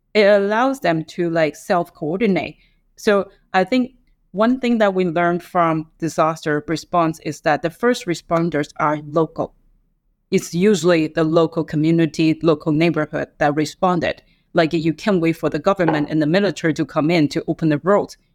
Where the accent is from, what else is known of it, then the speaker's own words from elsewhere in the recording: Taiwan; now in Hong Kong; I grew up in Taiwan